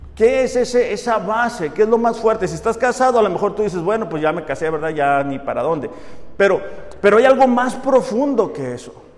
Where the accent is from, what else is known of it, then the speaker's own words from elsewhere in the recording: Mexico; nacimos en México